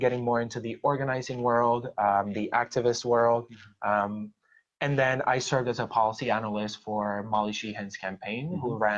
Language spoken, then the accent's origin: English; Puerto Rico; now in Philadelphia, United States; I was born and raised in Puerto Rico